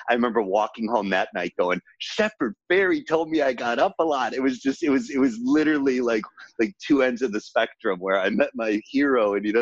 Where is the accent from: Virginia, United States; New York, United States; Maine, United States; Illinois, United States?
Illinois, United States; Chicago; moved away as an adult; also born or lived in Ohio; now in Los Angeles, United States; I was born in Ohio and grew up in Chicago.